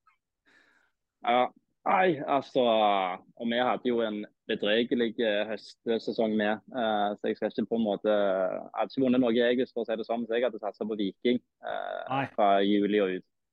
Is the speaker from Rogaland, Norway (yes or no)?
yes; Stavanger, Rogaland, Norway; Som du sikkert hører, så er jeg jo fra Stavanger